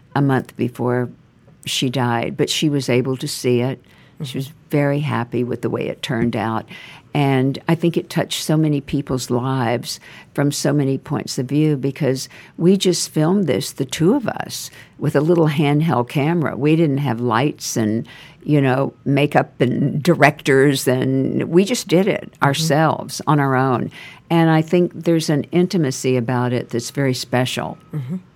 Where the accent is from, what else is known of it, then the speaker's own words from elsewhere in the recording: Nacogdoches, Texas, United States; moved away as an adult; also born or lived in California / Houston, Texas / New York; I was raised there. I was raised in Nacogdoches and moved to Houston when I was older